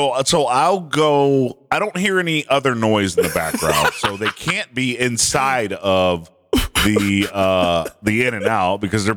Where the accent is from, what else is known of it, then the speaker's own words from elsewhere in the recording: Clarkston, Michigan, United States; I'm from Clarkston, Michigan.